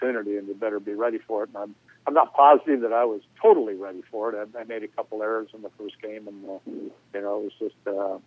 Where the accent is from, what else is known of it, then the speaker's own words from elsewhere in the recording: Southern California, United States; growing up in Southern California